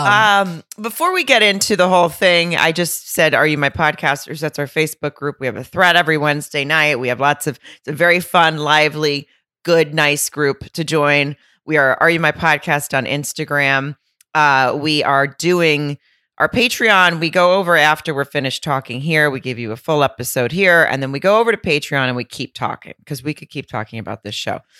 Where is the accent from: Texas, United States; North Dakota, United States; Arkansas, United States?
Arkansas, United States; moved away; my hometown in Arkansas, in Lowell, Arkansas